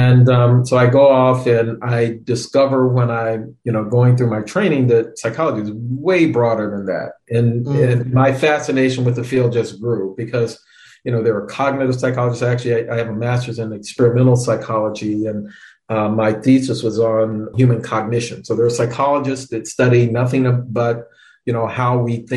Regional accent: Florida, United States; I grew up in Florida. My dad was in the military

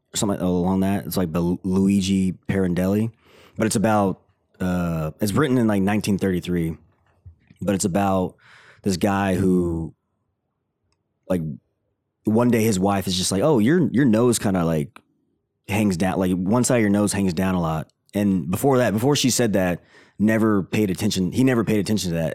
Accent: Tennessee, United States; moved away; I grew up in Tennessee

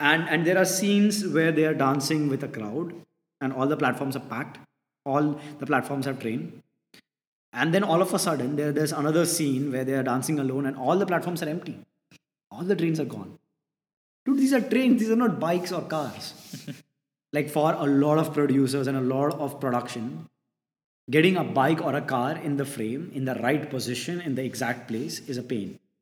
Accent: India

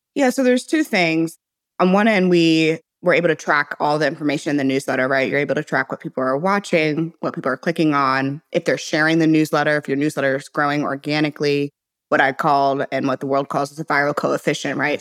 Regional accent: St. Louis, Missouri, United States; moved away as an adult; also born or lived in Silicon Valley; I was born and raised in Saint Louis, Missouri

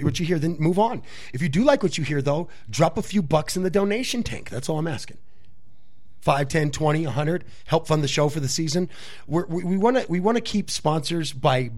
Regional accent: West Coast, United States; I'm from the West Coast, it's still a mashup of West Coast and Southern

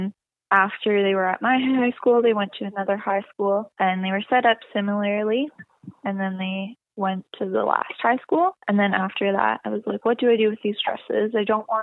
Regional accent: Fort McMurray, Alberta, Canada; Fort McMurray, my hometown

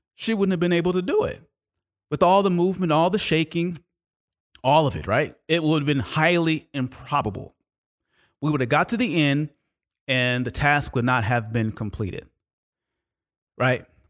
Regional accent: Oakland, California, United States; when I was growing up in Oakland, California

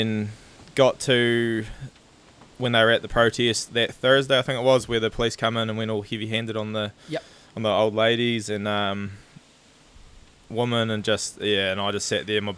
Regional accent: Southland, New Zealand; I'm from Southland. I'm a farmer.

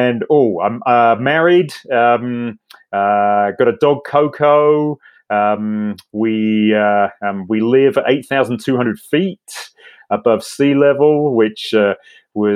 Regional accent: England, United Kingdom; accent: Brit; moved away as an adult; now in Estes Park, United States; I have a Brit accent, that I'm originally from England, and been in Estes Park in Colorado, and been here for 14 years now

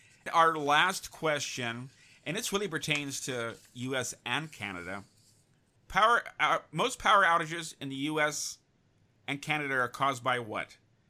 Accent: Connecticut, United States; Connecticut, my home state.

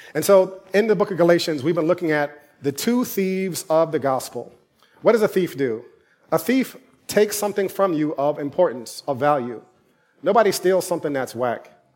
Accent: New York City, New York, United States; also born or lived in Durham, North Carolina; I'm from New York

